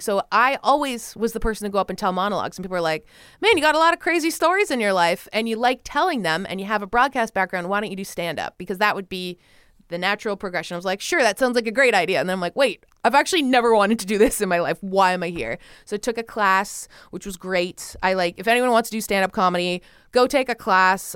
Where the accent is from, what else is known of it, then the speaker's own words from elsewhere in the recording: Canada; in Canada, my home country